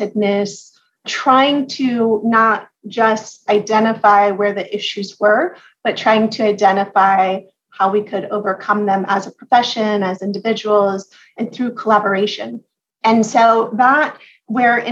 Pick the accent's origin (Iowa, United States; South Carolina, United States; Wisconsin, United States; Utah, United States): South Carolina, United States; Charleston; I grew up here in Charleston, South Carolina